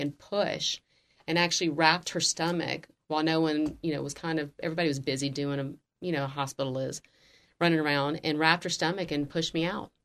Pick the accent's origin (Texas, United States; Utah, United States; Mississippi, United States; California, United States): Mississippi, United States; Jackson; moved away; I grew up in Jackson, Mississippi, which is the capital of Mississippi